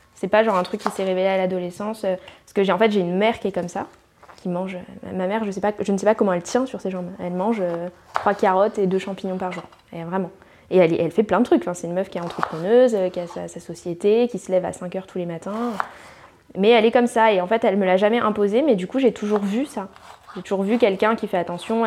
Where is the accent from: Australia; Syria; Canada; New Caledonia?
New Caledonia; moved away; la Calédonie, c'est tellement un, une île multiculturelle qu'on finit par ne pas avoir notre propre culture